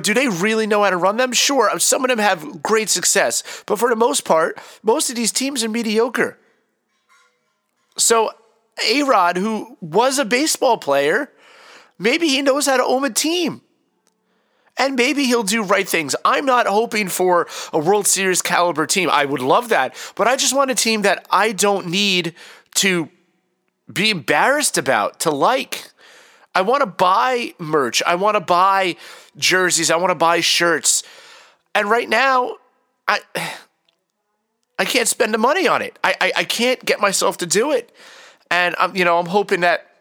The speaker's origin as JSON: {"language": "English", "town": "New York City", "region": "New York", "country": "United States", "moved": "yes", "said": "I'm from Queens, and I have a lot of pride for New York, even though I haven't lived there in a long time"}